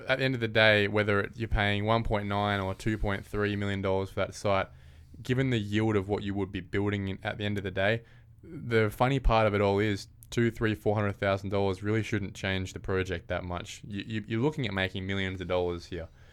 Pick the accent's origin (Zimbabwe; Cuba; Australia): Australia; Morley, Western Australia; my hometown of Morley. I'm a Morley boy by heart, by history.